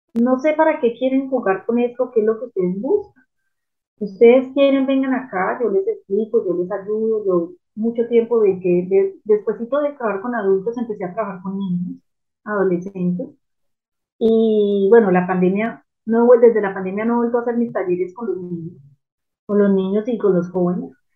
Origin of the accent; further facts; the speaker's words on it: Manizales, Caldas, Colombia; yo crecí en una, en Manizales de Colombia, una ciudad pequeña, tradicional